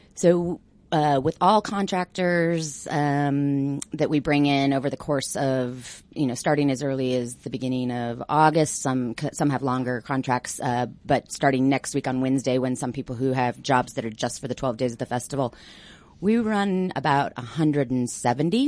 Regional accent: Denver, Colorado, United States; also born or lived in Greenwood Village; I'm a Denver native.

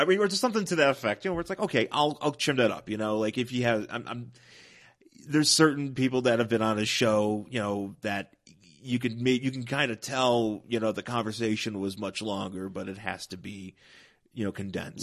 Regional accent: Buffalo, New York, United States; moved away; I'm originally from Buffalo, New York

